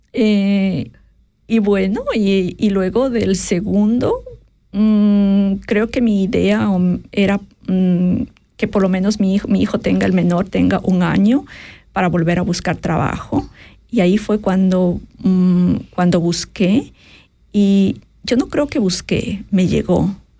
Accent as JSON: {"language": "Spanish", "town": "Quito", "region": "Pichincha", "country": "Ecuador", "tie": "born or raised there", "also_born_or_lived": "Cayambe, Ecuador", "moved": "as an adult", "lives_now": "Switzerland", "said": "soy ecuatoriana, eh, nací a las faldas del Cayambe, un, un, se llama? Una montaña, eh, montaña volcán muy importante en, Ecuador y crecí en la capital, en Quito"}